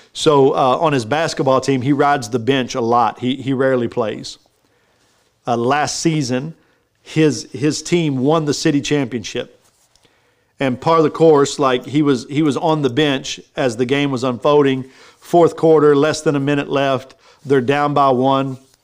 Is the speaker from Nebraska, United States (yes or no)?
no; Texas, United States; I'm from Texas